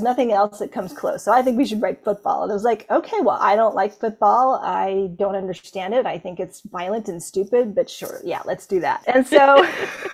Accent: Canada; I am from Canada

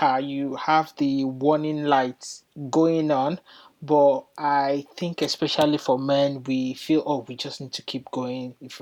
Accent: Nigeria; moved away as an adult; now in United Kingdom; I'm originally from Nigeria. I moved to the UK about 13 years

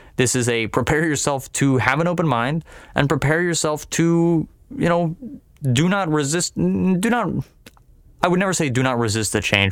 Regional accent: United States; as the American people

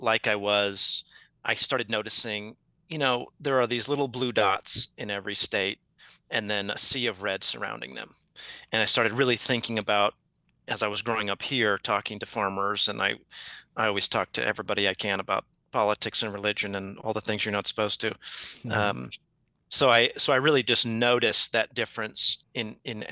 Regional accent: Eastern Washington, United States; moved away as an adult; also born or lived in California / Los Angeles / San Francisco / Maine; moved home, really, back to the small little town where I grew up in Eastern Washington

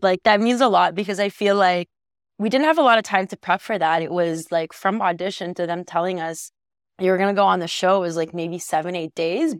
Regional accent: Egypt; now in Canada; I was born and raised in Egypt, and my family is Egyptian

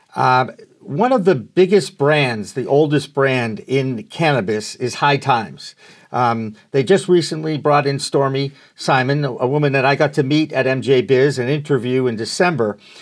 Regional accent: Massachusetts, United States; born or raised there

